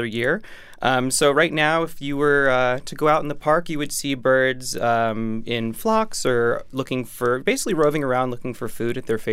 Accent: New York City, New York, United States; as a New Yorker

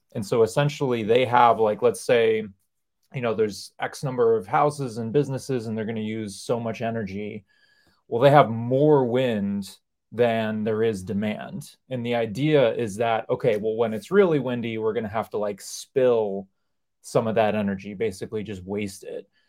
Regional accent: New York, United States; I grew up in New York

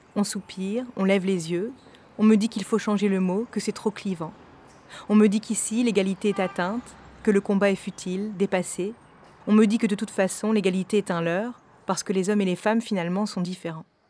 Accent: north of France, France; now in Paris, France; Je viens du nord de la France, d'un milieu privilégié, J'habite aujourd'hui à Paris

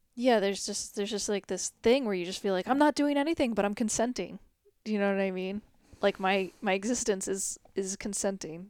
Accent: United States; being an American

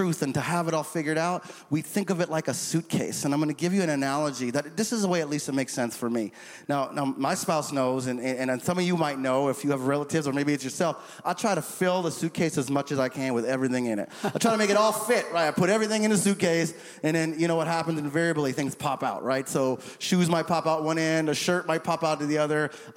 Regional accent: St. Croix, U.S. Virgin Islands; moved away; growing up in the St. Croix Virgin Islands

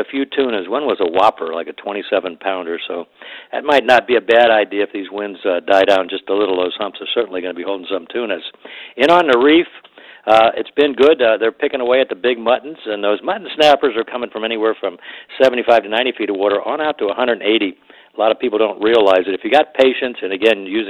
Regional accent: Miami, Florida, United States; when I was young, growing up in Miami

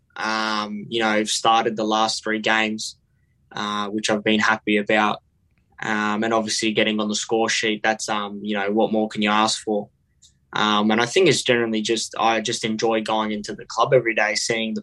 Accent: Melbourne, Victoria, Australia; I lived in Hillside and I played for Killer Park Soccer Club

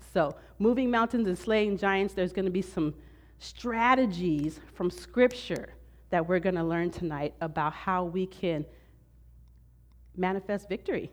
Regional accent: Southern California, United States; I've been born and raised in Southern California my whole life

